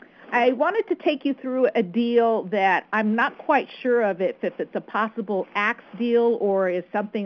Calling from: Connecticut, United States; Hi, Ron. I'm in Connecticut.

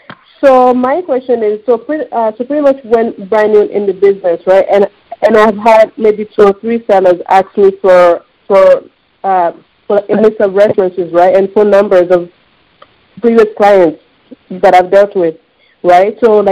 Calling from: Canada; I'm calling from Canada.

